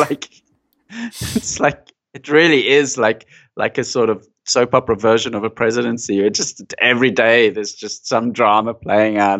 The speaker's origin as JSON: {"language": "English", "country": "South Africa", "tie": "born or raised there", "moved": "yes", "said": "I was growing up in South Africa and there was that environment in, in the eighties"}